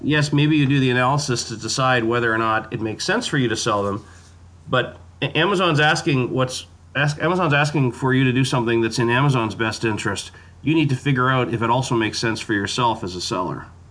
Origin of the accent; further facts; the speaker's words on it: Canada; as a Canadian, part of my part of my DNA